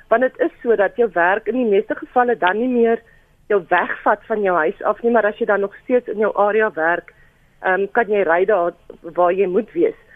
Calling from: Eastern Cape, South Africa; Ja, môre Lenet, ek is ek is hier van die Ooskaap.

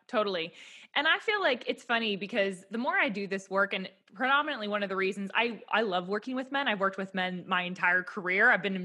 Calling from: Nashville, Tennessee, United States; Yeah, so I'm tuning in from Nashville, but I, like TJ, started out on Wall Street

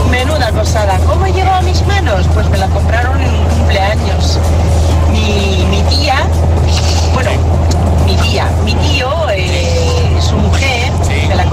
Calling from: Madrid, Community of Madrid, Spain; de Madrid.

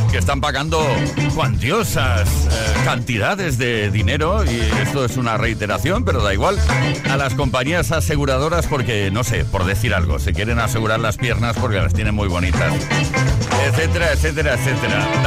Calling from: Barcelona, Catalonia, Spain; de Barcelona.

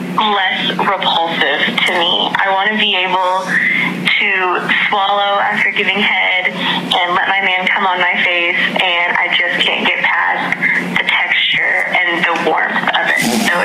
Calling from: Cincinnati, Ohio, United States; and I'm 24, and I'm calling from Cincinnati, Ohio.

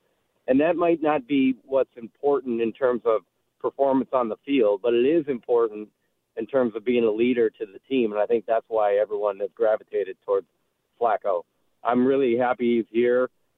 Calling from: Gates Mills, Ohio, United States; I am calling from the village of Gates Mills.

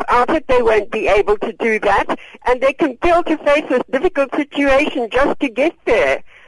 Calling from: Cape Town, Western Cape, South Africa; Hello. I'm calling from Cape Town. I'm 78 years old.

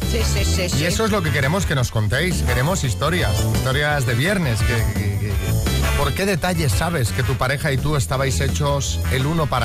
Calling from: Corbera, Spain; Hola, mira … de Corbera.

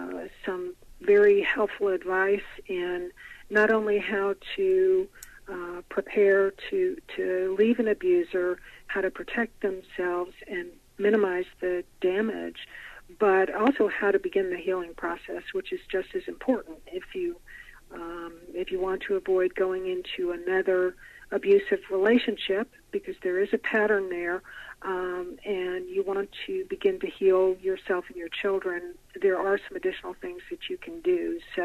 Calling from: Nashville, Tennessee, United States; Nashville, Tennessee.

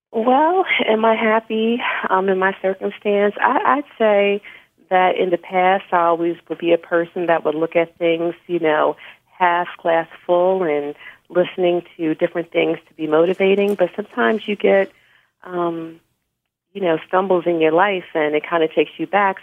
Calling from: Philadelphia area, Pennsylvania, United States; I'm calling from the Philadelphia area

